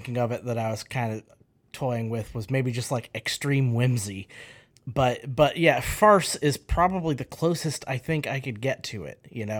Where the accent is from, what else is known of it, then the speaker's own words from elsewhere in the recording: Midwest, United States; As a Midwesterner